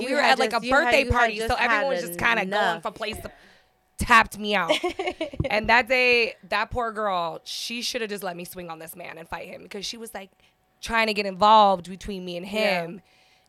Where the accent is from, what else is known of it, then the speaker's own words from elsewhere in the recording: San Diego, California, United States; I grew up in Southeast San Diego, so I grew up with hood shit.